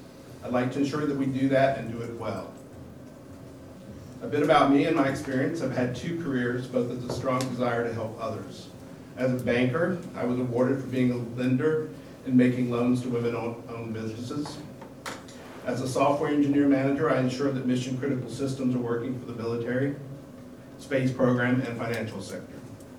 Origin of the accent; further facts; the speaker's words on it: Alabama, United States; born there; also born or lived in mid-Atlantic / Portland; now in Astoria, United States; That said, I was born in Alabama, lived in the mid-Atlantic in my early adult years, and moved to Portland about 12 years ago.